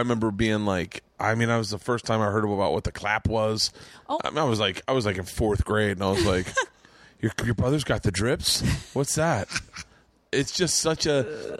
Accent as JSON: {"language": "English", "region": "Florida", "country": "United States", "tie": "born or raised there", "said": "My sister and I used to emulate Philly accents because we grew up in Florida. So we'd come up to Philly for the summer, and we'd hang out with our cousins."}